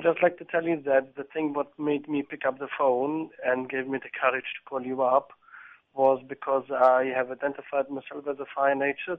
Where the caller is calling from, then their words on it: England, United Kingdom; I'm calling from England.